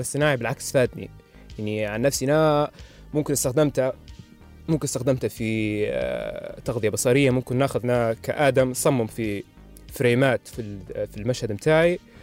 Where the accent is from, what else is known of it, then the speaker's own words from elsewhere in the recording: Libya; هنا عندنا في ليبيا